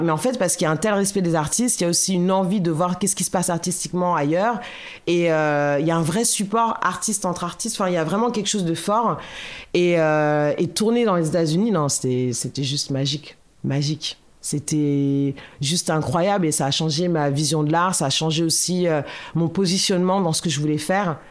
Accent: Boulogne, France; je suis née à Boulogne, euh, et donc j'ai grandi à Boulogne

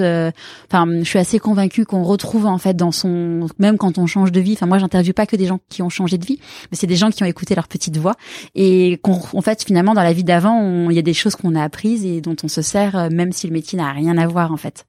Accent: France; on est français

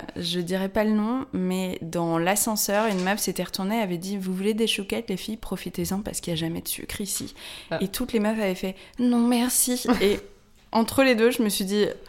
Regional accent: Paris, Île-de-France, France; je suis parisienne je suis journaliste

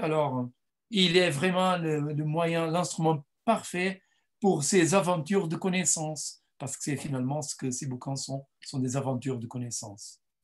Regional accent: Mozambique; French is a second language; moved away; mes, parents sont portugais, mais je suis né au Mozambique

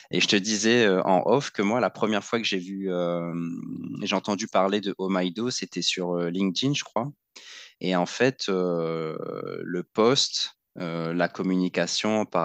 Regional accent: Réunion, France; des, freins qu'on se met en tant que, en tant que réunionnais, en tant qu'ultramarin, euh, de ne pas se sentir à la hauteur

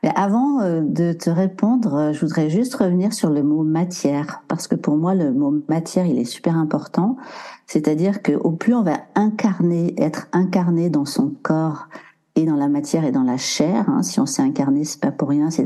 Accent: Maurienne, Auvergne-Rhône-Alpes, France; also born or lived in Briançon; je suis née près de Briançon et j'ai grandi euh, près de la nature, euh, en Maurienne exactement.

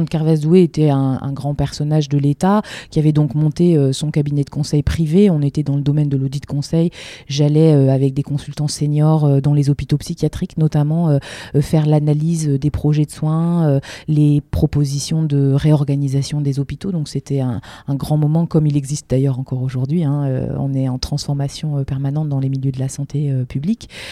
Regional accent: Lille, Hauts-de-France, France; en tant que Lilloise

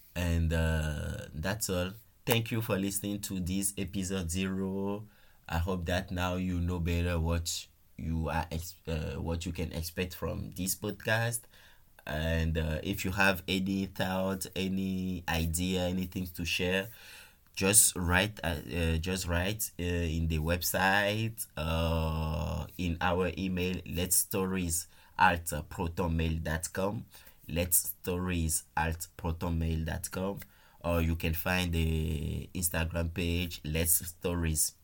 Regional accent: Benin; moved away as an adult; also born or lived in France; now in Luxembourg; I'm originally from Benin Republic in West Africa.

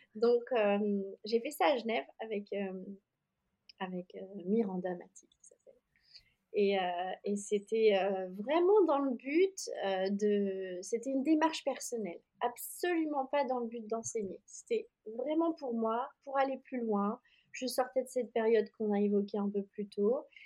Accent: Oyonnax, Auvergne-Rhône-Alpes, France; moved away as an adult; also born or lived in Annecy; j'étais dans ma ville natale. Euh, donc là, j'étais plus à Annecy à ce moment-là. J'étais rentrée euh, dans le Jura

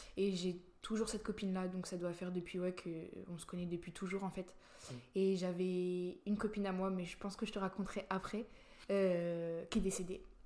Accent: La Roche-sur-Yon, Pays de la Loire, France; also born or lived in Rouen, France; now in Nancy, France; je suis née à Rouen. Et mes parents, ils ont déménagé, je crois que je devais avoir l'âge de 4 ans. Euh, en Vendée

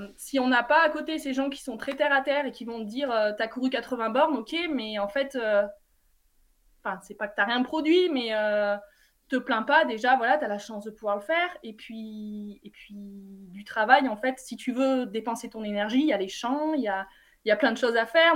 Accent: Vernoux-en-Vivarais, Auvergne-Rhône-Alpes, France; now in Briançon, France; c'est mon lieu de naissance, mais euh, j'ai grandi à Vernoux, dans un petit bled

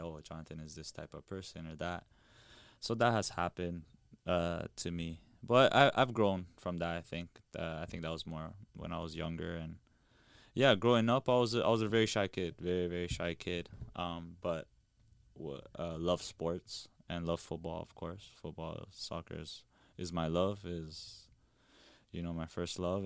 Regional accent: Toronto, Ontario, Canada; born or raised there

